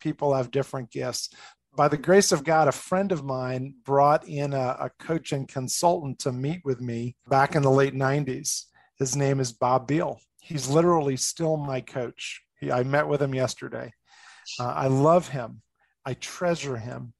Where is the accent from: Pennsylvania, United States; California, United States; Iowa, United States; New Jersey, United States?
New Jersey, United States; moved away as an adult; also born or lived in Boston area, Massachusetts; now in Colorado, United States; I'm from originally New Jersey. I grew up outside of New York City